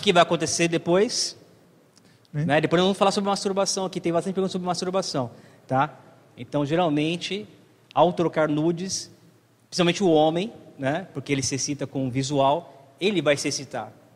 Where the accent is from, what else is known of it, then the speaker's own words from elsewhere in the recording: Brazil; nascemos no Brasil